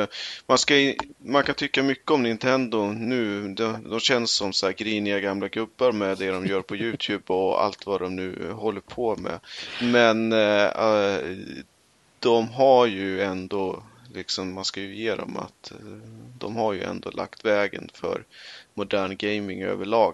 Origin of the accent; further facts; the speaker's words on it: Eskilstuna, Södermanland, Sweden; Vi hade arkadmaskiner på typ den eh, lokala tv-spelsbörsen hemma i Eskilstuna